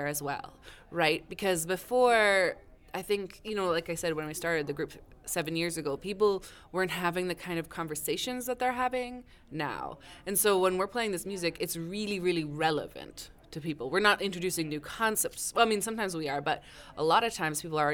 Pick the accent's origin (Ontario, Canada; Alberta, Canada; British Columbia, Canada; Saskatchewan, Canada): Saskatchewan, Canada; I'm from Saskatchewan.